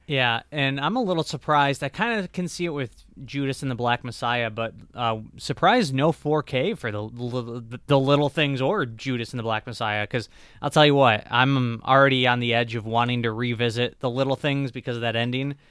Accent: Michigan, United States; my home state of Michigan

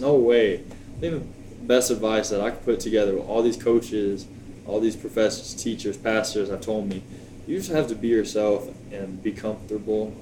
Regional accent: Plano, Texas, United States; also born or lived in Virginia / Tyler, Texas / Brownfield, Texas; grew up in the DFW area, Plano, Texas, 972 area code. Then we ended up moving to Brownfield uh, roughly 10 years ago. Finished high school there

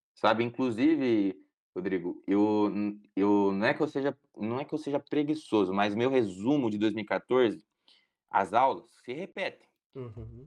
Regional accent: Paraná, Brazil; Eu tinha um desejo muito grande de fazer federal, de continuar aqui na minha casa, na minha cidade onde eu cresci, com os meus pais

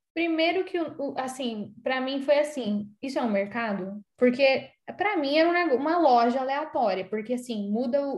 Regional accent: São Paulo, Brazil; moved away; Eu não sou paulista de São Paulo, né? Eu sou paulistana

